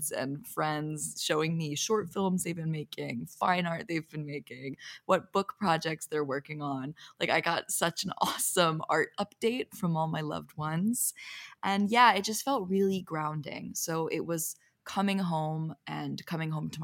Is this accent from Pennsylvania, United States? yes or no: yes; Philadelphia, Pennsylvania, United States; moved away as an adult; also born or lived in Los Angeles; I just got back today from my hometown, Philadelphia